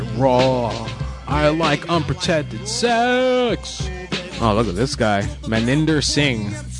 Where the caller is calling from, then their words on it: New York, United States; From New York.